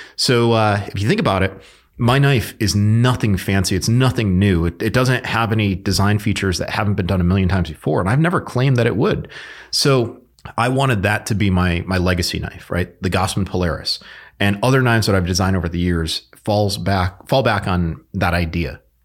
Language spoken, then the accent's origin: English; Connecticut, United States; I'm from Connecticut.